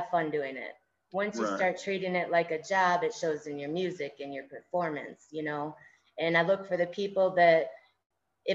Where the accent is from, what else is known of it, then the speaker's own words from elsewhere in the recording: Lansing, Michigan, United States; I am from Lansing, Michigan